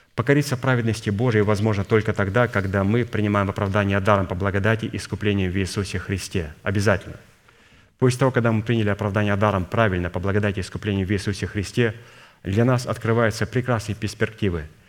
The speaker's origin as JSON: {"language": "Russian", "country": "Kazakhstan", "tie": "born or raised there", "said": "Я родился в Казахстане"}